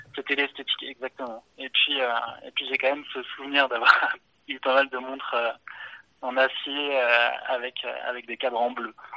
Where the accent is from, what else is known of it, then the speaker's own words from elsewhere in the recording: near Clermont-Ferrand, Auvergne-Rhône-Alpes, France; je suis originaire d'Auvergne, de, proche de, Clermont-Ferrand, dans, dans, la campagne.